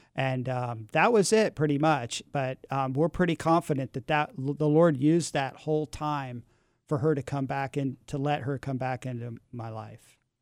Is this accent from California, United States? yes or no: yes; San Francisco, California, United States; I grew up in San Francisco in the, in the six, in, in the seventies, and, and my parents had moved to San Francisco in nineteen sixty-seven for the summer of love. I was two years old